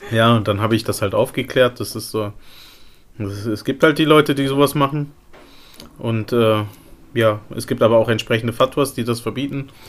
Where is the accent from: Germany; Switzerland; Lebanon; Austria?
Lebanon; Also gerade im Libanon, wo ich herkomme, jetzt, es gibt auch viele